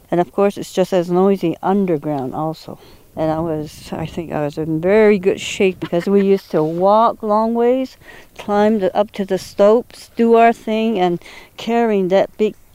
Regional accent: Red Water Pond community, New Mexico, United States; I am from the Redwater Pond community, 12 miles north of Church Rock, which is east of Gallup, in the state of New Mexico.

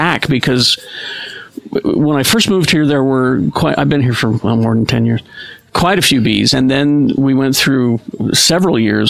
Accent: Utah, United States; I'm from Utah

